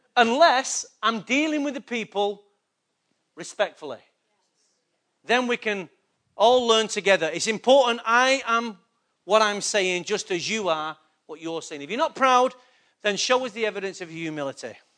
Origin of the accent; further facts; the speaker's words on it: Manchester, North West England, United Kingdom; I was born in England, Manchester